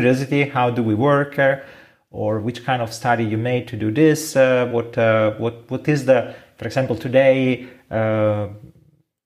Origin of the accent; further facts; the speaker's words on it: Italy; accent: Italian; English is a second language; we are from Italy, yes. And we have an accent we cannot hide